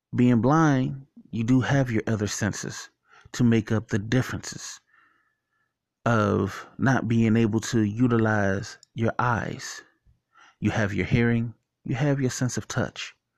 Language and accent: English; Washington, District of Columbia, United States; when I was younger, growing up in Washington, D C, going to John Tyler Elementary School